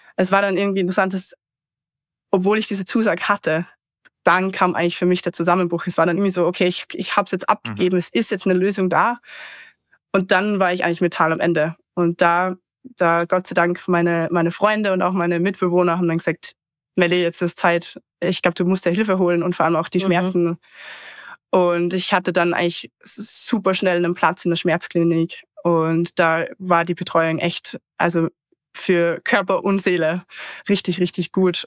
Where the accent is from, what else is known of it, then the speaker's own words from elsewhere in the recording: Austria; ich komme eben ursprünglich aus dem Salzkammergut in Österreich